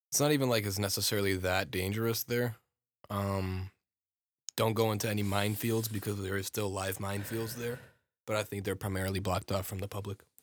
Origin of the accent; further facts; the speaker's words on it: United States; I'm American-born